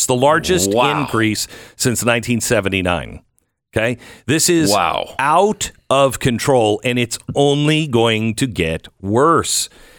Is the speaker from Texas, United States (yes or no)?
yes; Texas, United States; So here in my home state of Texas, Patriot Mobile has been involved in a lot of school board meetings